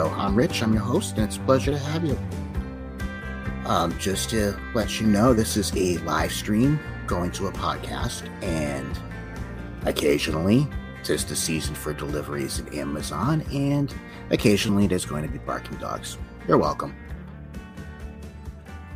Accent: Massachusetts, United States; my hometown here in Massachusetts

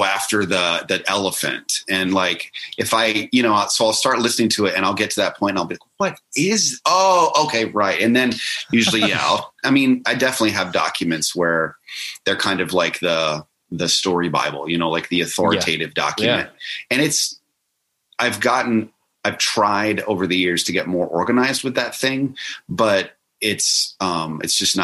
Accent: Florida, United States; I grew up in Florida near the Space Coast

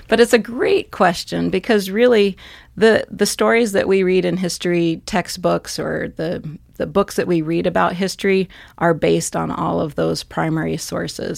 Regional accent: western Pennsylvania, United States; moved away as an adult; now in Montana, United States; I actually grew up in Pennsylvania

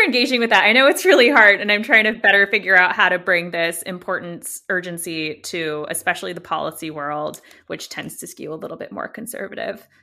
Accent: United States; accent: American; I'm obviously American for my accent, and, uh, born and raised here

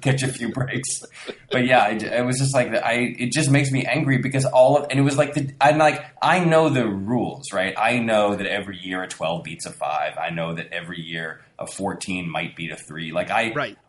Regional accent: Connecticut, United States; I grew up in Connecticut

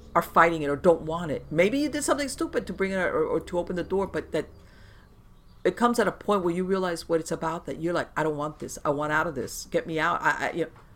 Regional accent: Florida, United States; I was born in the United States, never been to Cuba, but I grew up surrounded by the Cuban community

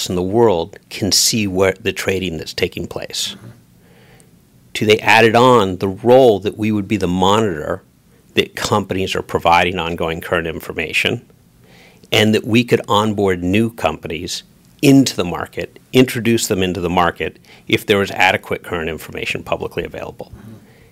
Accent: New York City, New York, United States; Proudly American, even if I'm a New Yorker

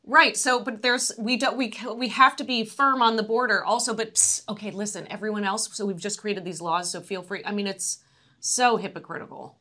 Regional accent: United States; also born or lived in Los Angeles, California / Atlanta, Georgia; now in San Francisco Bay Area, United States; I grew up in Los Angeles and, and Atlanta.

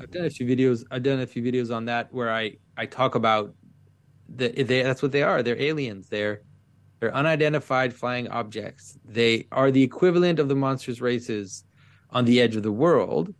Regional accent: Quebec, Canada; first language French; English is a second language; French is my first language, but I, I, I really, at some point, felt very deeply in my early adulthood that, that Quebec, where I'm from

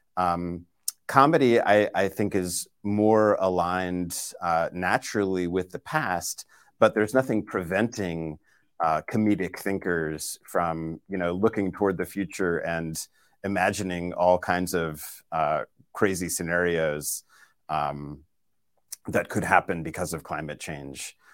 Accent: Boston, Massachusetts, United States; moved away; my hometown of Boston

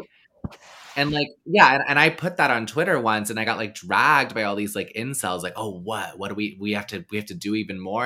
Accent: the South, Texas, United States; moved away; I grew up in the South

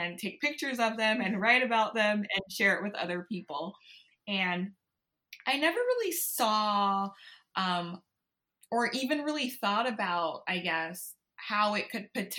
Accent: Baton Rouge, Louisiana, United States; I grew up in Baton Rouge, Louisiana, born and raised.

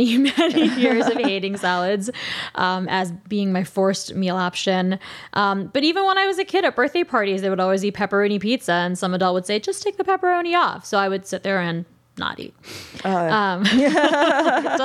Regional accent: Long Island, New York, United States; also born or lived in Queens, New York; I grew up on Long Island

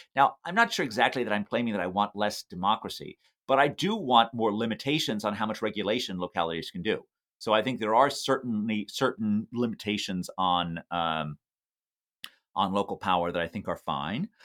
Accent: New York City, New York, United States; a child growing up in New York City

